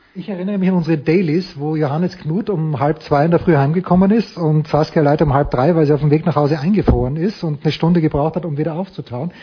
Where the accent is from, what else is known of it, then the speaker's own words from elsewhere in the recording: Austria; Für mich als Österreicher